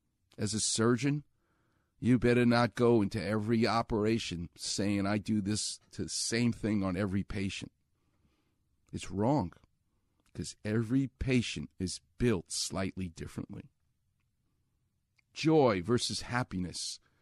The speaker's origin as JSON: {"language": "English", "town": "Far Rockaway", "region": "New York", "country": "United States", "tie": "born or raised there", "said": "what they doubted was the toughness of a kid who grows up on the streets of New York. That's what I did. I'm from Far Rockaway."}